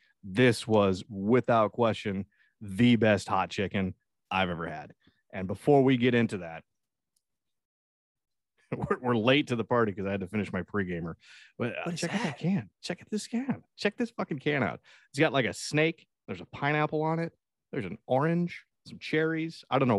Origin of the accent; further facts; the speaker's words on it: Texas, United States; I'm just from Texas. That's just what we do.